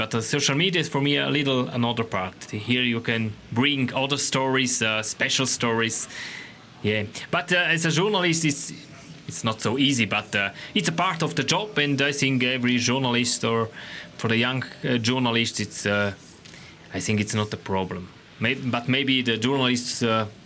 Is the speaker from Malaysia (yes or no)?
no; Switzerland; English is a second language; I'm Swiss. I'm from Switzerland